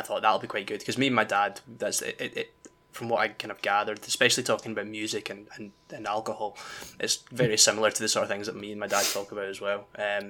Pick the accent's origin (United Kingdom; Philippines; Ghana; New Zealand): United Kingdom; Scotland; There's nothing worse as a Scottish person when someone, especially, you know, no offense to the two of you or anything, but especially Americans, because they never do it correctly.